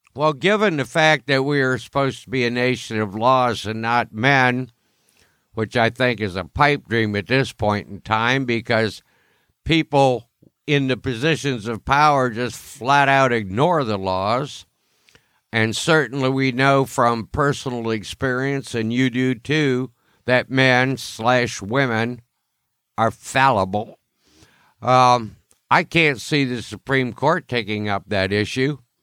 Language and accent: English; Ohio, United States; my home state, Ohio